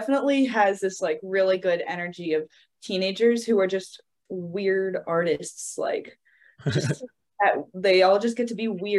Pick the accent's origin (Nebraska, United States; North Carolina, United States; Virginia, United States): North Carolina, United States; moved away as an adult; also born or lived in Greensboro, North Carolina; now in New Orleans, United States